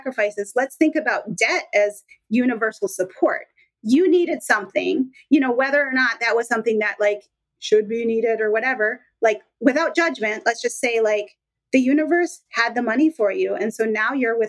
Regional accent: Minnesota, United States; now in Washington, United States; I'm in Washington now. I grew up in Minnesota

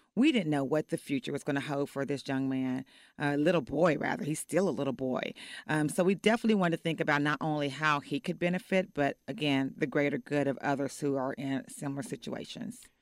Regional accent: Fort Worth, Texas, United States; also born or lived in Oak Cliff, Texas; now in Dallas, United States; I'm from Fort Worth

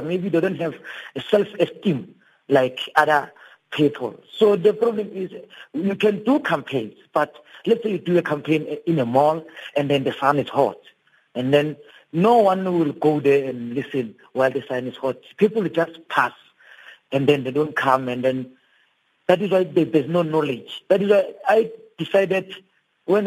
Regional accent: Daveyton, Gauteng, South Africa; where I grew up in Davidton

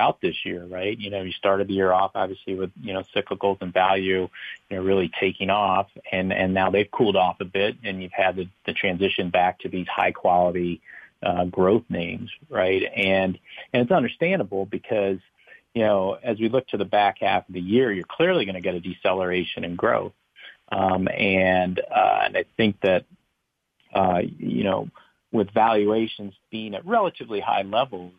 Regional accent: Long Beach, California, United States; moved away; when I grew up in Long Beach as a child

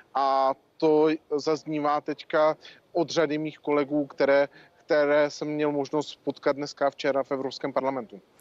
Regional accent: Czechia; jako Češi

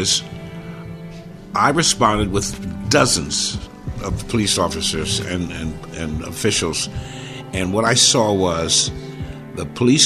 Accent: Philadelphia, Pennsylvania, United States; moved away as an adult; now in Connecticut, United States; born and raised in Philadelphia. I live in Connecticut. My family relocated here in 1980

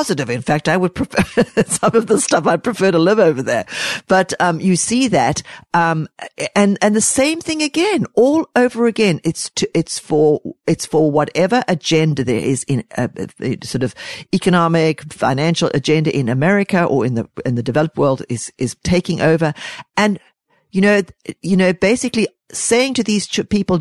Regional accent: Zambia; moved away as an adult; also born or lived in Zimbabwe / South Africa; Zambia, which is where I grew up, and then we also lived in Zimbabwe and South Africa

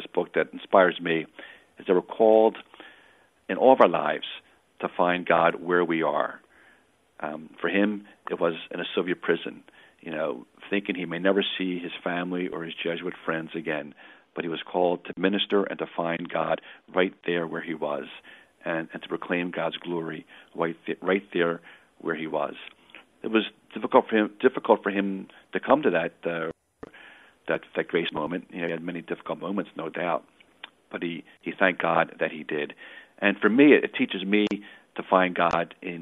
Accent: Philadelphia, Pennsylvania, United States; I'm a Philadelphian by birth

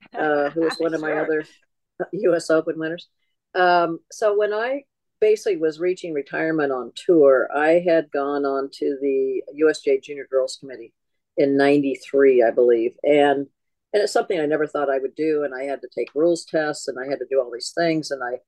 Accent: California, United States; And I grew up in Southern California where we had a tournament.

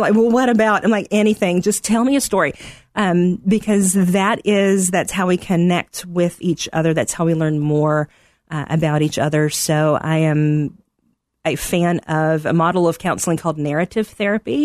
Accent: Middle Tennessee, United States; moved away as an adult; also born or lived in Arkansas / Texas; now in Chicago, United States; I am originally from Middle Tennessee, grew up about thirty minutes southeast of Nashville

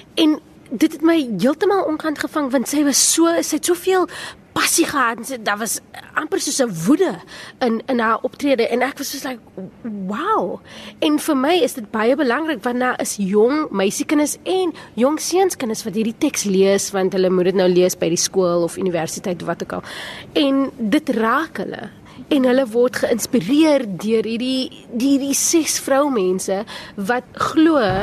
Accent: Cape Town, Western Cape, South Africa; Ek het op die Kaapse vlakte grootgeword

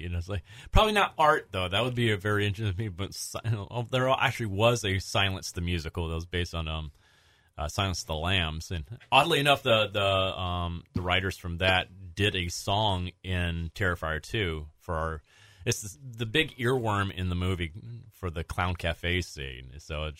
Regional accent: Southern United States, United States; I'm from the South, so I know exactly what you're talking about with ham-boning.

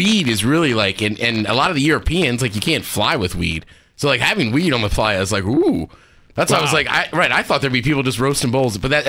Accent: Seattle, Washington, United States; And they're like, where are you from? And I was like, Seattle.

